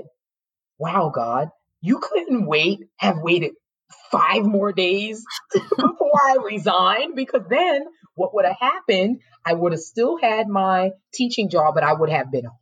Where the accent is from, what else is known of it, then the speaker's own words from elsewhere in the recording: New York City, New York, United States; I'm born and raised in New York City